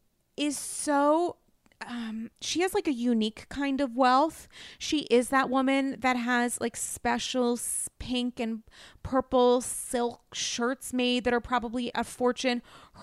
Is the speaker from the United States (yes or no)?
yes; New England, United States; now in New York, United States; I'm essentially a New Yorker now, but I'm a New England girl.